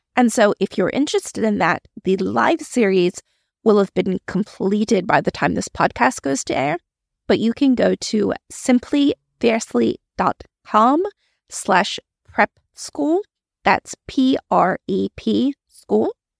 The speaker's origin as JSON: {"language": "English", "region": "Maryland", "country": "United States", "tie": "born or raised there", "moved": "as an adult", "lives_now": "Australia", "said": "I originally grew up in the States. I am originally from Maryland, but I moved to Australia when I was in my early twenties."}